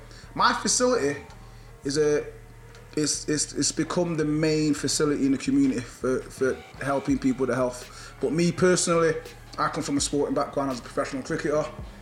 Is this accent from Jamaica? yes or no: yes; Jamaica; born there; also born or lived in England; I was born in Jamaica, so our national sport, just like in England, is football.